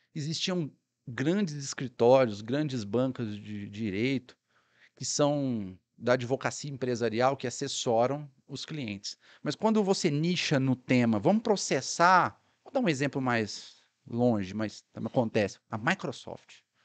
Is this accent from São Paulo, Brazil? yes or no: no; Sacramento, Minas Gerais, Brazil; minha cidade natal, né? Que é Sacramento